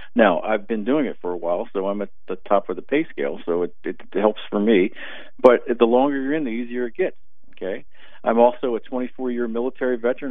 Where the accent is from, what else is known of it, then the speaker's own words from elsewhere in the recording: Maryland, United States; I'm from Maryland